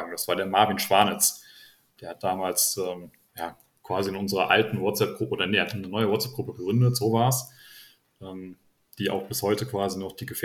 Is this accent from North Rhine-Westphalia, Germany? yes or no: yes; Nettetal, North Rhine-Westphalia, Germany